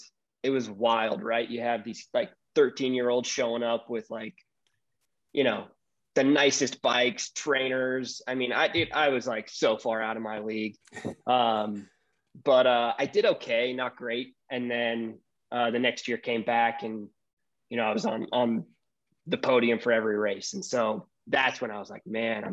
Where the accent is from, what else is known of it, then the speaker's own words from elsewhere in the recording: Salt Lake City, Utah, United States; also born or lived in Seattle, Washington / Holladay, Utah / Europe; moved to Salt Lake when I was young, graduated from Skyline. But Utah's been my home